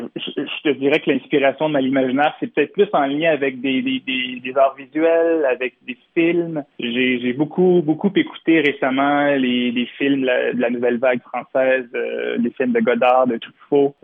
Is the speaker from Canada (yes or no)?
yes; Montreal, Quebec, Canada; je suis, on est montréalais